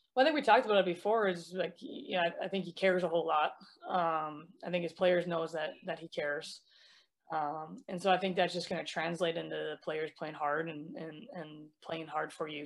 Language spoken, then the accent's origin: English; Minnesota, United States; I'm from Minnesota